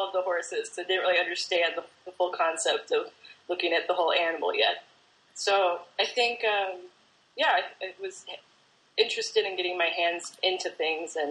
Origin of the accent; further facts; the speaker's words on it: New Lenox, Illinois, United States; also born or lived in Rochester, New York / Minnesota / Kenosha, Wisconsin; now in Bloomington, United States; I grew up in New Lenox, which is by Juliet